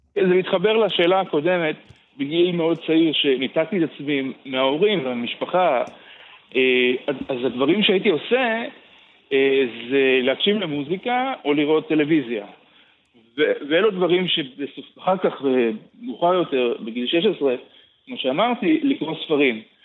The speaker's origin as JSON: {"language": "Hebrew", "town": "Beersheba", "region": "Southern District", "country": "Israel", "tie": "born or raised there", "also_born_or_lived": "Tel Aviv", "moved": "yes", "said": "בתוך החדר שלי בבאר שבע, אה, אחר כך יצאתי ממנו לתל אביב"}